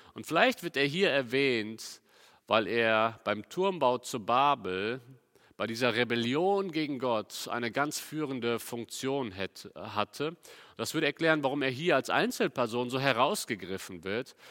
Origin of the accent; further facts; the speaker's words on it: Cologne, North Rhine-Westphalia, Germany; ich komme ja aus Köln